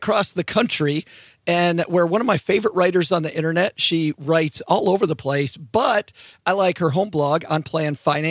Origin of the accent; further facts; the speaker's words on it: Michigan, United States; now in Texas, United States; I found when I moved to Texas, I talk just a little bit slower and everything's fine. I don't talk at the speed of light like we do in Michigan